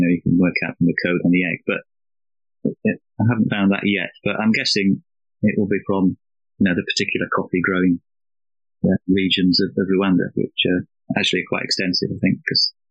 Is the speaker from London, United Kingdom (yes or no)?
no; Wickersley, Yorkshire and the Humber, United Kingdom; now in Norfolk, United Kingdom; I did spend most of my childhood in Wickersley, actually. It's a village. It's probably the posh end of Rotherham, you'd say.